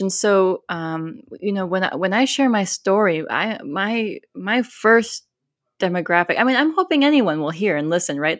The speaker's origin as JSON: {"language": "English", "region": "Minnesota", "country": "United States", "tie": "born or raised there", "also_born_or_lived": "South Carolina", "moved": "yes", "lives_now": "Austin, United States", "said": "I was born in South Carolina, grew up in Minnesota, and now live in Austin, Texas"}